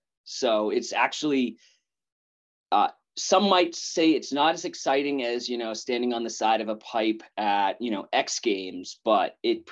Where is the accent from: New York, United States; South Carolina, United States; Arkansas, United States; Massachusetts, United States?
Massachusetts, United States; Wrentham; also born or lived in Seattle, Washington / Boston; I grew up in New England in a small town, kind of situated right between Boston and Providence, Rhode Island, right on the border in this town called Wrentham, and lived there like all my life, right?